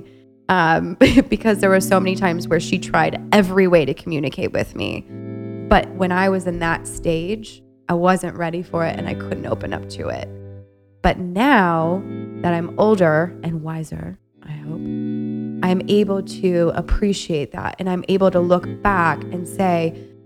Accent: Ohio, United States; moved away as an adult; now in Chicago, United States; I'm originally from Ohio, from a small town that has about 30,000 people

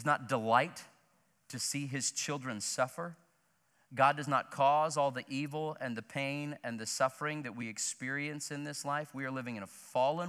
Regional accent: Joplin, Missouri, United States; my hometown of Joplin, Missouri

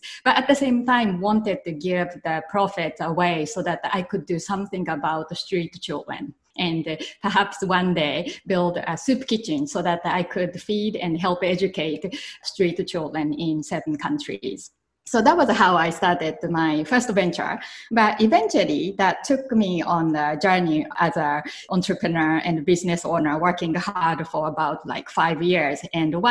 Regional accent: Japan; moved away as an adult; when I was growing up in Japan, I used to help in my grandparents' family business

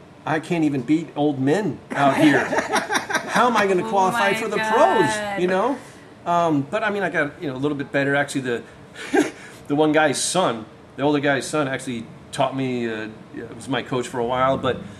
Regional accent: Florida, United States; I came from Florida playing two-man beach volleyball, and I was one of the good guys there

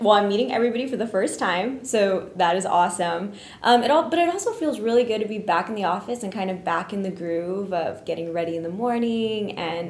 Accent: Brownsville, Texas, United States; we're from Brownsville.

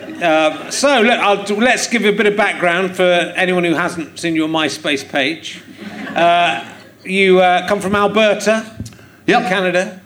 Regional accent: United Kingdom; I'm from the United Kingdom

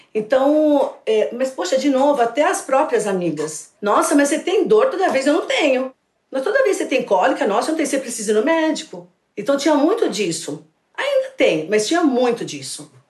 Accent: São Paulo, Brazil; Eu sou de São Paulo, estou aposentada agora e estou dando consultoria.

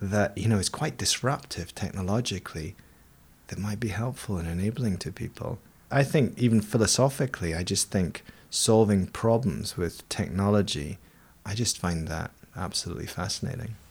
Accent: Edinburgh, Scotland, United Kingdom; I grew up in Edinburgh, in Scotland, which is a city built on seven volcanoes.

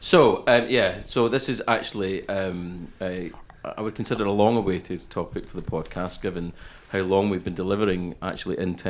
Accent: Scotland, United Kingdom; also born or lived in Denmark / London, United Kingdom; And then I lived in London till I was 5, and then moved to the west coast of Scotland.

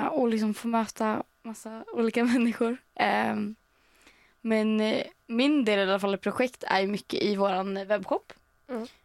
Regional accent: Örkelljunga, Skåne, Sweden; jag kommer från början från Örkelljunga i Skåne.

